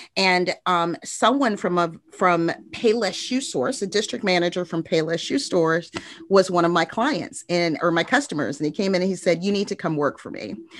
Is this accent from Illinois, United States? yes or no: yes; Chicago, Illinois, United States; moved away as an adult; also born or lived in Indianapolis; now in Jacksonville, United States; I grew up on the south side of Chicago, met my husband there